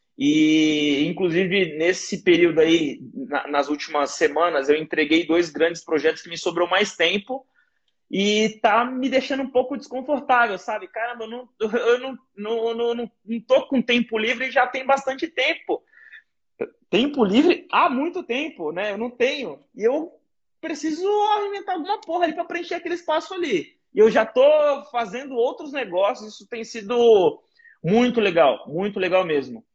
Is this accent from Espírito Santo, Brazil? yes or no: no; Guarujá, São Paulo, Brazil; minha quebrada, que eu cresci lá no Guarujá